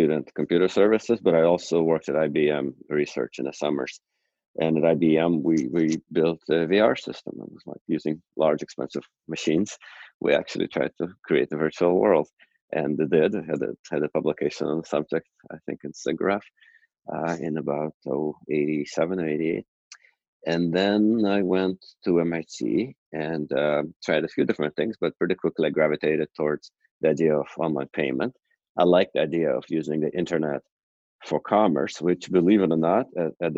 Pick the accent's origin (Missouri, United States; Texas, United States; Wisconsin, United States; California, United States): Texas, United States; a suburb of Houston; also born or lived in Moscow, Russia / New Jersey; And then my father actually ended up getting a job in Houston. And then after that, I grew up in a suburb